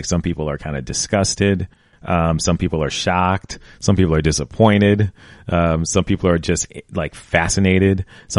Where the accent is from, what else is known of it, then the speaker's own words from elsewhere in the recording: United States; like nationality, like I'm African American and Iranian.